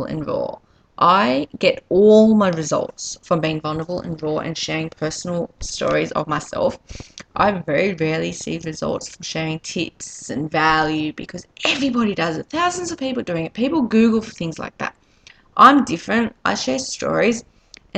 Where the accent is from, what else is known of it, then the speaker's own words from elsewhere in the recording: Australia; accent: Australian; as you can probably tell by my accent, I'm Australian.